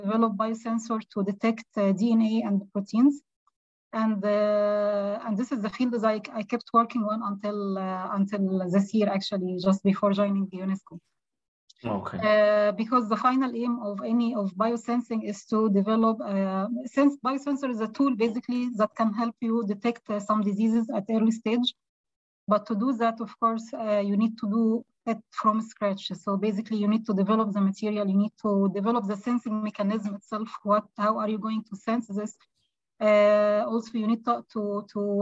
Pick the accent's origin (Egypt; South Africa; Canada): Egypt; moved away as an adult; also born or lived in Germany; I am from Egypt originally.